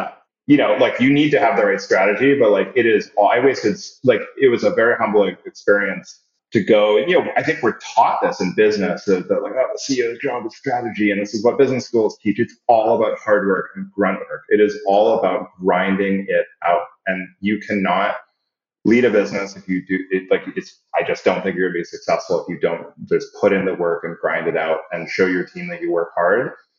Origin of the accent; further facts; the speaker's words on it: Canada; also born or lived in Singapore / Saudi Arabia; And I'm Canadian, but I grew up in Singapore and Saudi Arabia.